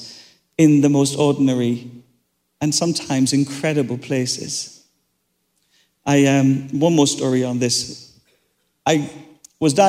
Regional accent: Ireland; I'm Irish

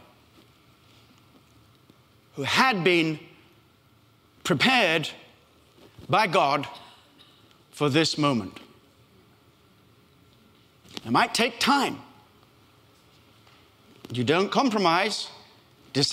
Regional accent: Australia; accent: Australian; moved away; also born or lived in Africa; I was born in Africa, brought up in Australia

